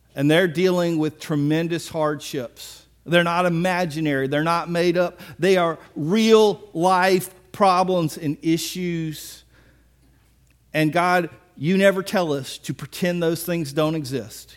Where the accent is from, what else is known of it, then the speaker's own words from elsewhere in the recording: Biloxi, Mississippi, United States; I'm from Biloxi